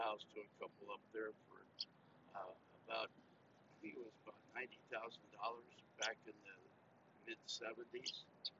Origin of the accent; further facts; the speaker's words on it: Aurora, Illinois, United States; I'm from Aurora.